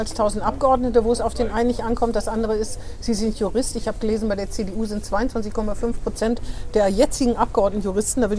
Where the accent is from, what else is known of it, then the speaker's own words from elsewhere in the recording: Bremen, Germany; Naja, ich würde mich, also als Bremerin denke ich, natürlich muss ich ja mich zwischen den bremischen Kandidaten entscheiden